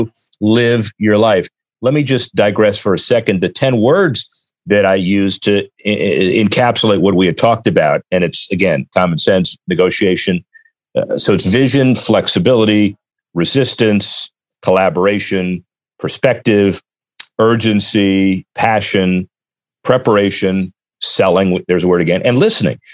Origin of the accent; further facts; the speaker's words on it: Miami, Florida, United States; I grew up in Miami